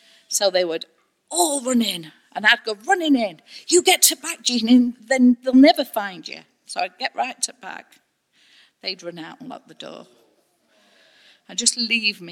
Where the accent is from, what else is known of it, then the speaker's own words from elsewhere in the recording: United Kingdom; we're so British